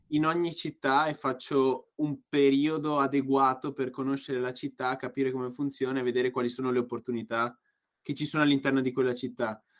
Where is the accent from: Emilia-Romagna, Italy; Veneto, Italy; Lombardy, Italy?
Veneto, Italy; Padua; comunque, da Padovano